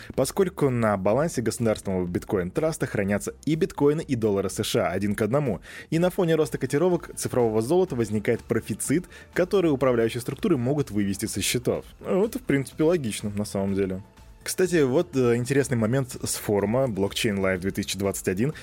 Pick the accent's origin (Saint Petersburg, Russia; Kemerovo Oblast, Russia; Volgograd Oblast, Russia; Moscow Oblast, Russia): Volgograd Oblast, Russia; Volgograd; Я из Волгограда